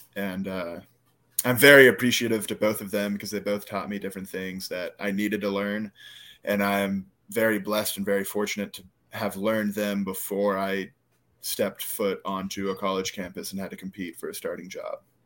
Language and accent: English; Live Oak, Florida, United States; they have Live Oak as my hometown, but if one of my teammates asks me where I'm from, I say Suwanee County